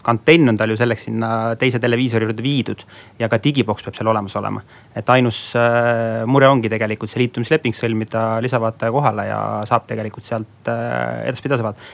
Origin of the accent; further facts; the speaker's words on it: South Estonia, Estonia; olen Lõuna-Eestist pärit